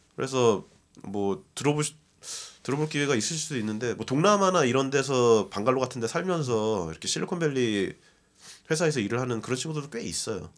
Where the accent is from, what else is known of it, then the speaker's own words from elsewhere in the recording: South Korea; moved away as an adult; now in United States; 한국에서 왔다.